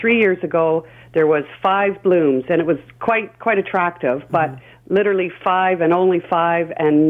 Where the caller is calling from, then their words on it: Pefferlaw, Ontario, Canada; But I'm actually calling from Pefferlaw.